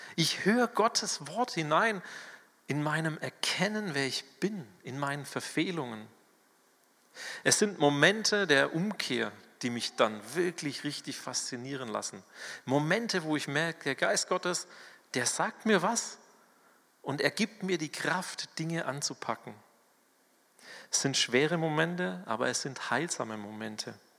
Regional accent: Swabia, Germany; accent: Swabian; moved away; ich bin ja ein Schwabe. Wenn hier in der Gemeinde irgendjemand Schwäbisch redet oder Dialekt, dann fühle ich mich heimatlich

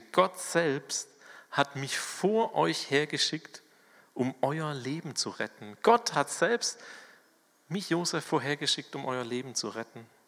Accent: Swabia, Germany; accent: Swabian; moved away; ich bin ja ein Schwabe. Wenn hier in der Gemeinde irgendjemand Schwäbisch redet oder Dialekt, dann fühle ich mich heimatlich

